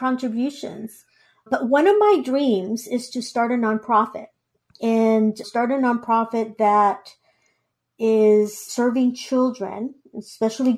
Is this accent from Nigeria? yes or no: no; Guatemala; English is a second language; now in United States; I was born in Guatemala